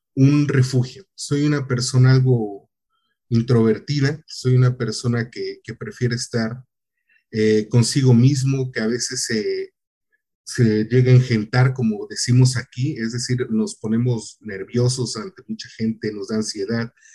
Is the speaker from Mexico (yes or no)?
yes; Tihuatlán, Veracruz, Mexico; moved away as an adult; also born or lived in Poza Rica / Xalapa; yo vengo de un municipio muy pequeño de, de Veracruz